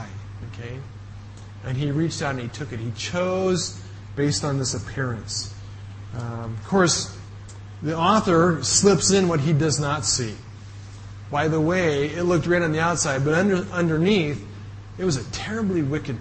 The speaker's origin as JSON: {"language": "English", "country": "United States", "moved": "yes"}